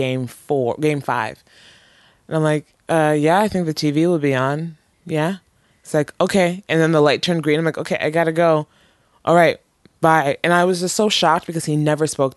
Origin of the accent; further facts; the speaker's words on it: Toronto, Ontario, Canada; also born or lived in Nigeria; now in Vancouver, Canada; I was from Toronto